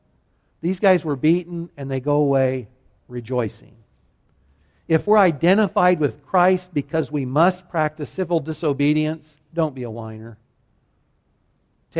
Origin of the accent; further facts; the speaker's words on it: United States; Americans whom I share the same nationality